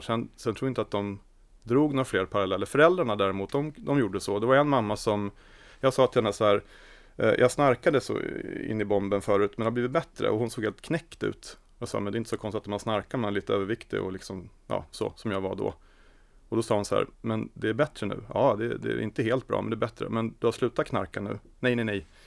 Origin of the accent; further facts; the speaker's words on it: Sigtuna, Stockholm County, Sweden; Jag är född och uppvuxen i Sigtuna.